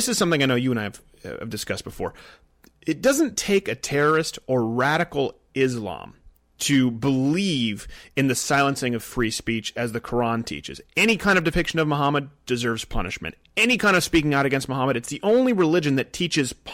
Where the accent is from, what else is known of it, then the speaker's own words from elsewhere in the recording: Canada; moved away; I come from Canada